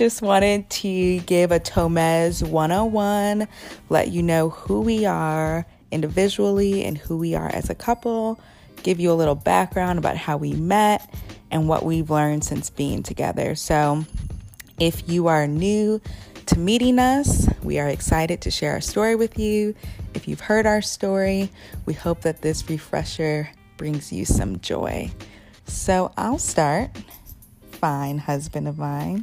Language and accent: English; Mequon, Wisconsin, United States; I'm originally from Milwaukee, well, Mequon, Wisconsin.